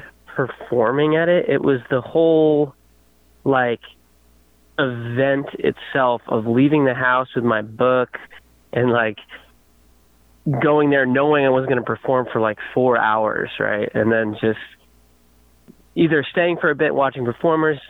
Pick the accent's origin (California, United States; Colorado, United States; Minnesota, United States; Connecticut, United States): Connecticut, United States; moved away as an adult; also born or lived in Poughkeepsie, New York / New York City; now in Chico, United States; where I grew up in Connecticut